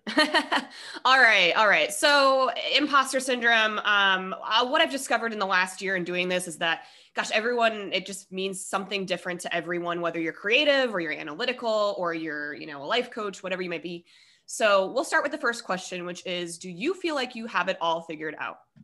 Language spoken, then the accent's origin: English; Colorado, United States; moved away as an adult; also born or lived in Denver; I'm from Colorado.